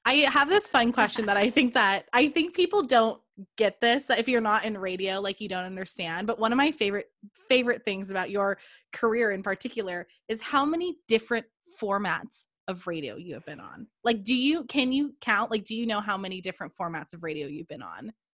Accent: California, United States; moved away; also born or lived in Oregon; I am some girl from California

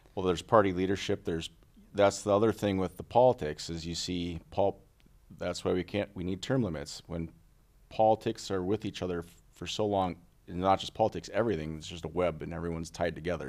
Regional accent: Little Falls, Minnesota, United States; also born or lived in St. Cloud; I was born and raised in Little Falls

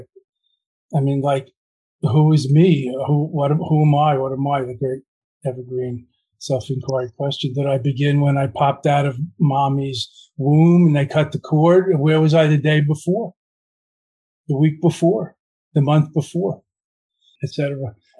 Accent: New York, United States; being an American boy in New York in the 1950s

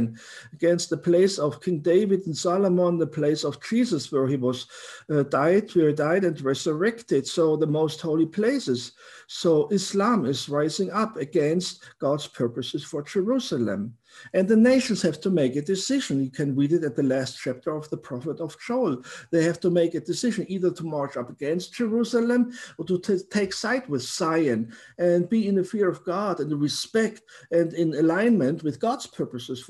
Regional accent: Munich, Bavaria, Germany; I have been born and raised in Munich, Germany

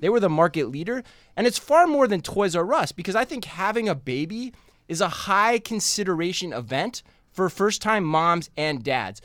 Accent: Tempe, Arizona, United States; moved away; my home state of Arizona

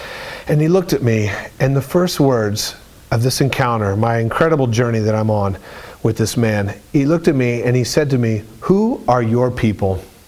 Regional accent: United States; I come from St. Bernard Snake Run, and Snake Run is population 150 people, and my grandparents are buried in the cemetery right next to the church down the center, and we're German, and we're Irish, and we're rural, and it's flat, and it's beautiful

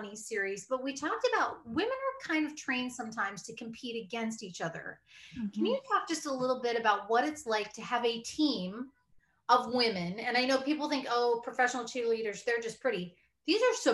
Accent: Iowa, United States; I'm from Iowa, so, you know, the Midwestern upbringing

